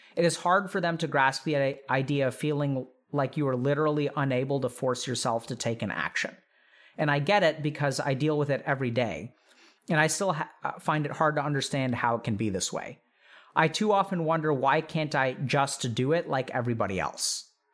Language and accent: English; India; as an Indian